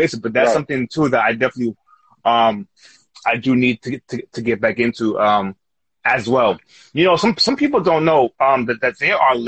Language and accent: English; New York, United States; we're from New York.